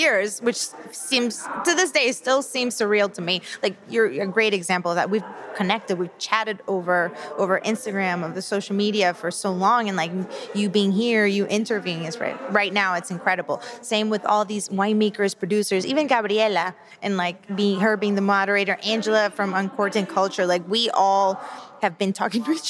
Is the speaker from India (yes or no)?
no; Panama; now in United States; I'm from Panama